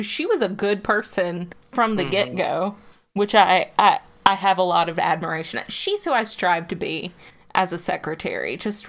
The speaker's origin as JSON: {"language": "English", "region": "the South", "country": "United States", "said": "we're all from the South."}